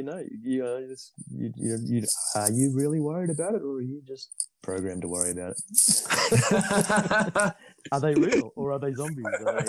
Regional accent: Sydney, New South Wales, Australia; growing up in Sydney

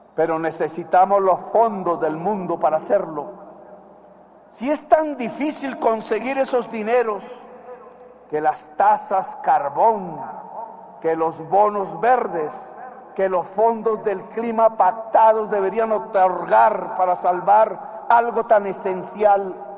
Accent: Colombia; presidente de Colombia, frente al poder legislativo y frente a mi pueblo

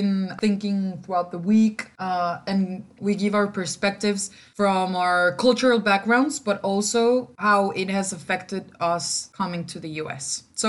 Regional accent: Mexico City, Mexico; English is a second language; moved away as an adult; now in United States; Because I'm from Mexico City.

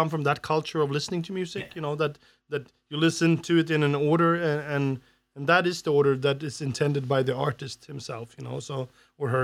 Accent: Sweden; from Sweden

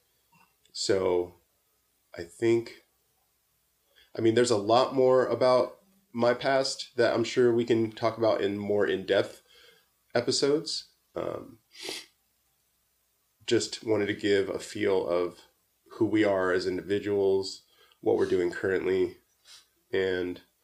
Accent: Southern California, United States; I'm from Southern California, born and raised.

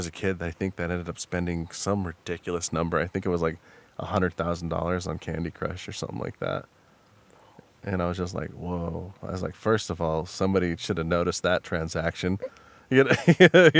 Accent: Wyoming, United States; I'm from Wyoming.

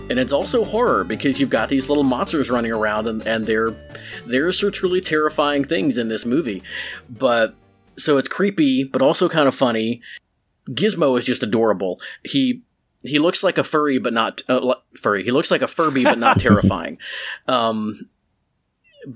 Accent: United States; I'm American

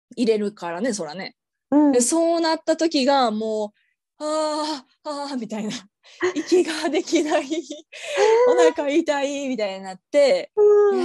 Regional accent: Japan; now in Australia; 日本で生まれ育った

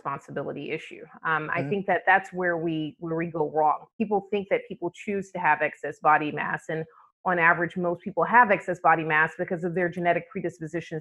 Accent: Atlanta, Georgia, United States; moved away; I'm from Atlanta, Georgia. Did a lot of my training in Atlanta

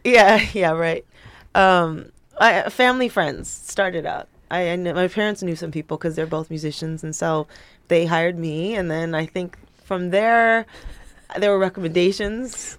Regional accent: Los Angeles, California, United States; I'm from North Hollywood. I was born

